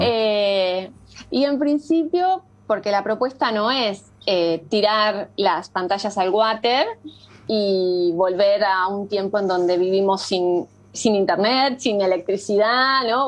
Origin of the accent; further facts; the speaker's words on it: Coronel Pringles, Buenos Aires Province, Argentina; moved away as an adult; now in Uruguay; me crié en un campo eh, a que queda a 600 kilómetros de, la ciudad de Buenos Aires, que se llama Coronel Pringles